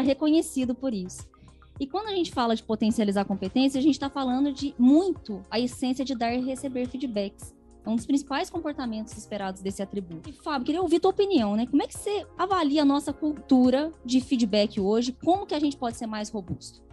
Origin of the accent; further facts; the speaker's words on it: Machado, Minas Gerais, Brazil; moved away; also born or lived in Campinas; sou mineira, diretamente de Machado, Minas Gerais